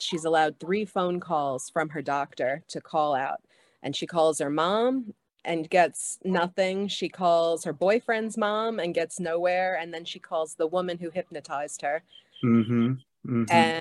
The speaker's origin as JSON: {"language": "English", "town": "New York City", "region": "New York", "country": "United States", "tie": "born or raised there", "moved": "as an adult", "lives_now": "Hawaii, United States", "said": "I was born and raised in Staten Island"}